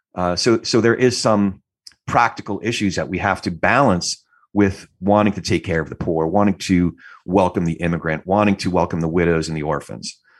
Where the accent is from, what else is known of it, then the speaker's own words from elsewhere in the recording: New Jersey, United States; I'm from Jersey